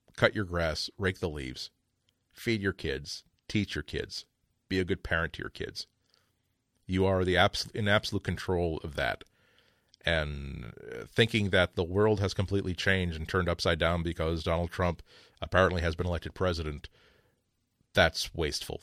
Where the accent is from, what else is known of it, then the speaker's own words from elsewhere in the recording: United States; I'm an American